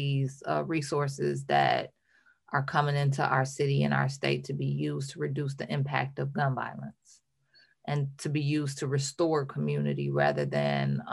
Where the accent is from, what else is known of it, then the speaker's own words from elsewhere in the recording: Ecorse, Michigan, United States; I grew up in Ecorse